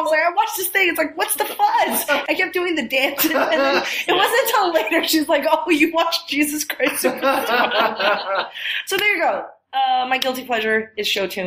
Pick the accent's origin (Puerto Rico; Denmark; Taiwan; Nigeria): Taiwan; English is a second language; moved away; when I was a kid, I grew up in Taiwan